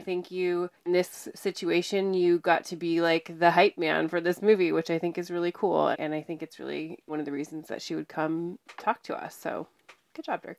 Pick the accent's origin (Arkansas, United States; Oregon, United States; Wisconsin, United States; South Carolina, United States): Oregon, United States; Mount Hood; I grew up on Mount Hood